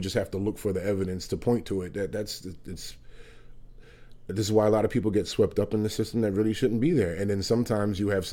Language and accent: English; New York City, New York, United States; moved away as an adult; now in Vermont, United States; I'm a native New Yorker. I was there until I lived and grew up in Upper West Side of Manhattan up until I was 41 years